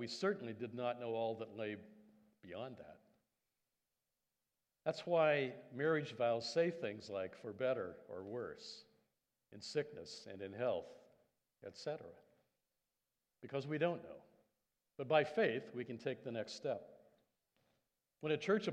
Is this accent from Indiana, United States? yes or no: yes; Indiana, United States; moved away as an adult; also born or lived in Canada; I'm an American Canadian, so that was back in middle America, state of Indiana